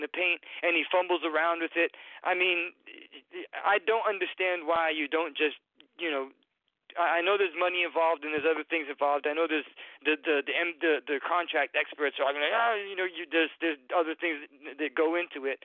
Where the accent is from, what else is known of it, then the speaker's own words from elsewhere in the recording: New Bedford, Massachusetts, United States; now in Tampa, United States; I currently live down here in Tampa, Florida. I'm from New Bedford, but I'm down here in Tampa, Florida.